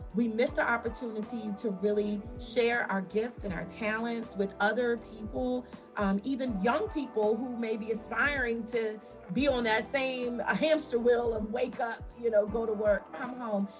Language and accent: English; Washington, District of Columbia, United States; moved away as an adult; also born or lived in Willingboro Township, New Jersey; now in Willingboro, United States; I was raised in Washington, D.C.